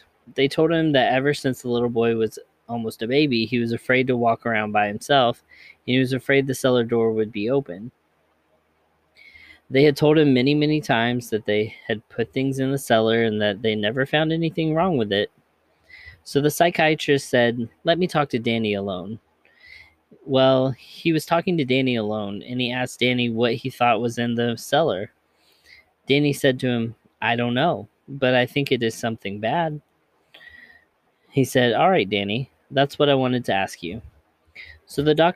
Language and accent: English; Hardin County, Kentucky, United States; also born or lived in Bullitt County, Kentucky / Jefferson County, Kentucky; Harding County, where I grew up in Kentucky